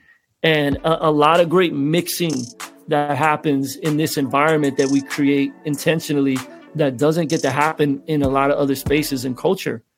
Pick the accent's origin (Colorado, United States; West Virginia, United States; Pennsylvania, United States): Pennsylvania, United States; Philadelphia; Growing up in Philly, because my parents didn't have a lot of money.